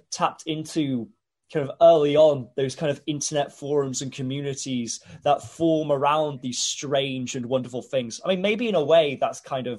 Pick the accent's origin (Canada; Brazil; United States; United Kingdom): United Kingdom; Hull, Yorkshire and the Humber; when people ask where I'm from now, I used to go really out of my way to sound as un-Hull as possible when I say it. I was like, I'm from Hull. but now I think I actually do say, yeah, I'm from Ull